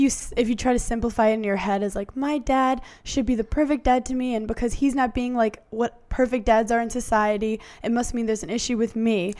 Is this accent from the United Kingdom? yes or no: no; New York, United States; I'm from New York